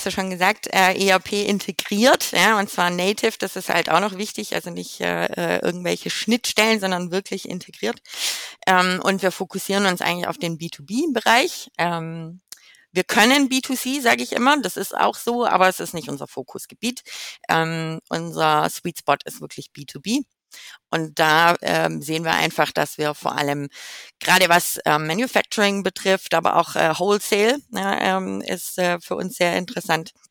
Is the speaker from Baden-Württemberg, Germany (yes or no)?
yes; Baden-Württemberg, Germany; now in Rotterdam, Netherlands; wer mich dann auf LinkedIn finden will. Ähm, ich komme ursprünglich aus dem Schwabeländle äh, aus der Nähe von Stuttgart, wohne aber jetzt schon seit zwölf Jahren in Rotterdam.